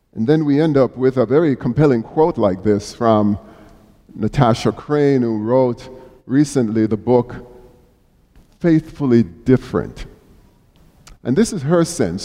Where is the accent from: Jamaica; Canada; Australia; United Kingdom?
Jamaica; now in United States; as a youngster growing up in Jamaica